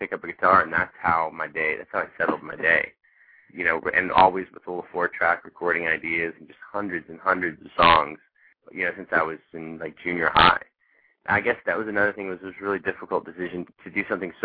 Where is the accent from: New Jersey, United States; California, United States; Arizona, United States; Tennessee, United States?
Tennessee, United States; Nashville; moved away as an adult; also born or lived in Chicago; now in Los Angeles, United States; I was born and raised in Nashville, Tennessee